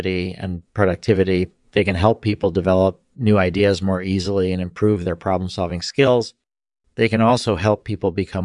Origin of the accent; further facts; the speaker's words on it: Northern California, United States; I grew up in Northern California